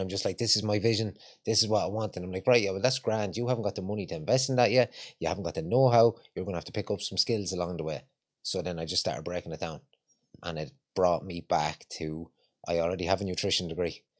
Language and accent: English; Longford, Leinster, Ireland; moved away as an adult; also born or lived in Ballymun, Dublin; now in Dublin, Ireland; I haven't got a Dublin accent, I'm from Longford.